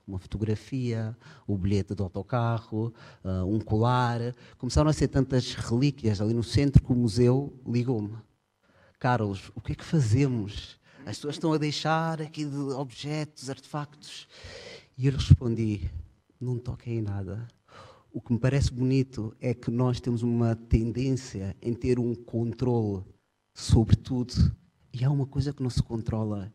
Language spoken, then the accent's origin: Portuguese; Portugal; moved away as an adult; Eu sou português, ah, até já desde 2005 vivo fora de Portugal